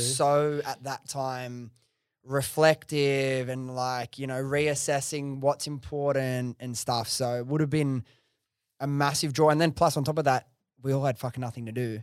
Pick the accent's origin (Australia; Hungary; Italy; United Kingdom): Australia; Sydney, New South Wales; I grew up in Western Sydney, which is, like, very multicultural.